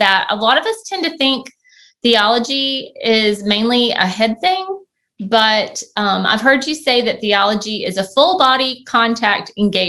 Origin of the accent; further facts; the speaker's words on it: United States; I as an American